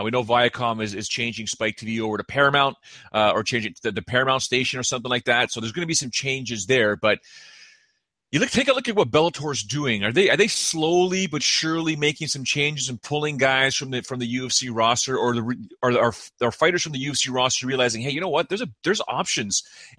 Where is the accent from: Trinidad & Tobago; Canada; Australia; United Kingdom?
Canada; Now, we are Canadian. You and I are Canadian.